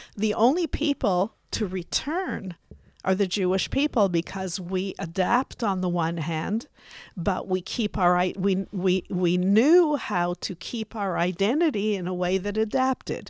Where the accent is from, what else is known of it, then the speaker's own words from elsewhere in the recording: Canada; now in Israel; I was born in Canada.